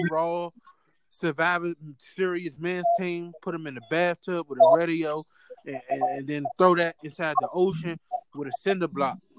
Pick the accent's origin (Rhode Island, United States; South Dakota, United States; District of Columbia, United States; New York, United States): District of Columbia, United States; Washington; accent: DC; my DC accent